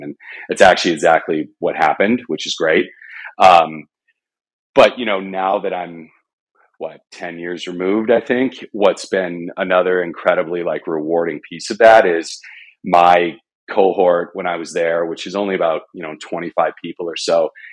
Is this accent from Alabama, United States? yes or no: no; Arizona, United States; I grew up in Arizona.